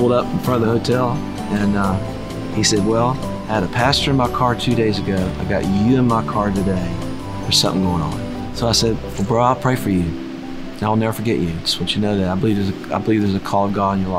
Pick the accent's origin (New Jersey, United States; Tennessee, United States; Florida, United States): Tennessee, United States; Nashville; I'm from Nashville